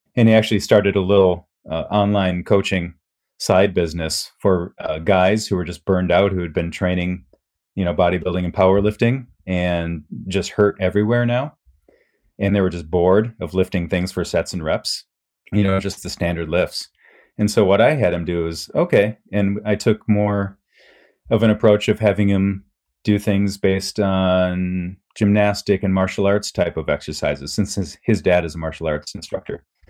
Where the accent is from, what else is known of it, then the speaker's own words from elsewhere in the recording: Midwest, United States; moved away as an adult; also born or lived in Japan; growing up in the Midwest.